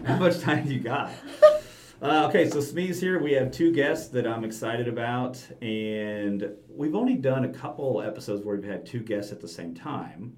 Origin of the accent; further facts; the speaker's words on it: Southwest Missouri, United States; I'm from Southwest Missouri